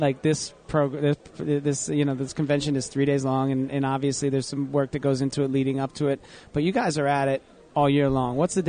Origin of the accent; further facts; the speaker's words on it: New Jersey, United States; But we all live here, right? We're from New Jersey.